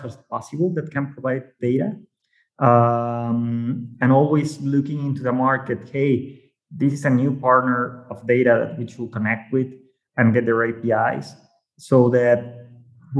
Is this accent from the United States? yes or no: no; Mexico; English is a second language; maybe by my accent, you might know I'm from Mexico